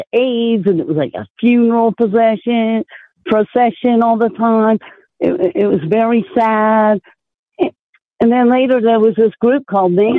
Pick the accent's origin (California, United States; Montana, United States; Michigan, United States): California, United States; Oakland; I grew up in Oakland, California